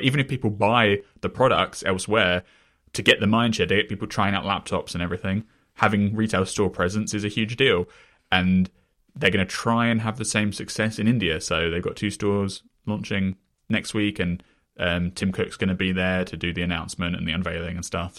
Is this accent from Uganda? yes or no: no; England, United Kingdom; I come from England, though, right, where H B O as a brand is far less prominent